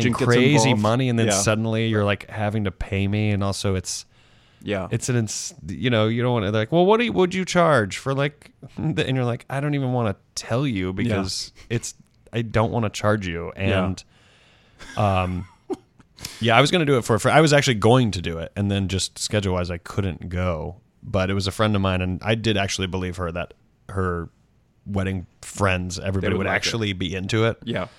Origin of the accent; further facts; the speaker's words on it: the South, United States; I grew up in the South where I kind of thought I'd be married by 25 because that just gets drilled into your head.